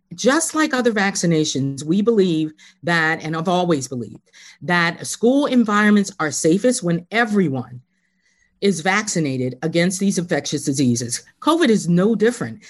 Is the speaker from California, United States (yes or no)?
no; Philadelphia, Pennsylvania, United States; moved away as an adult; also born or lived in Harrisburg, Pennsylvania; I was born and raised in Philly